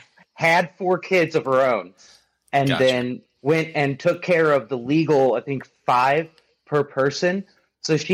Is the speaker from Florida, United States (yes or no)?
no; Joliet, Illinois, United States; grew up in Northern Illinois near Chicago